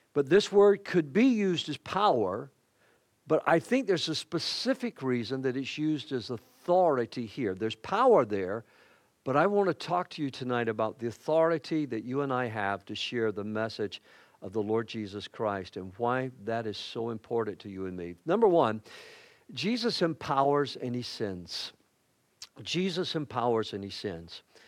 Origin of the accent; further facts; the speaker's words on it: Macon, Georgia, United States; I grew up in the Bible Belt, on the buckle of the Bible Belt